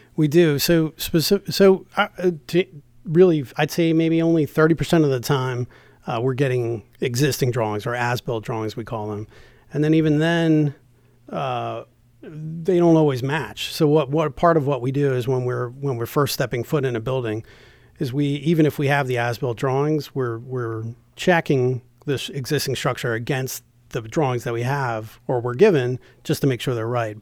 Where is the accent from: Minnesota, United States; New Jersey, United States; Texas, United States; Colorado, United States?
New Jersey, United States; moved away as an adult; also born or lived in Delaware / Baltimore, Maryland; now in Maryland, United States; I'm originally from New Jersey